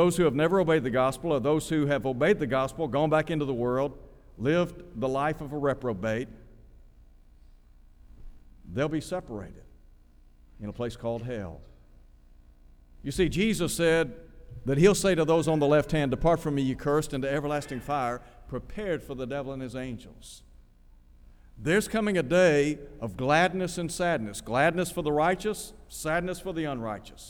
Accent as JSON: {"language": "English", "town": "Chattanooga", "region": "Tennessee", "country": "United States", "tie": "born or raised there", "also_born_or_lived": "Nashville, Tennessee", "said": "I grew up in Chattanooga"}